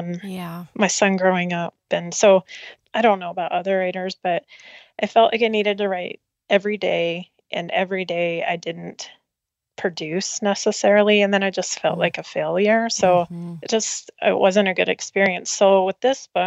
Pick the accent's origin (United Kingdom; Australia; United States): United States; Denver, Colorado; I grew up in Denver area.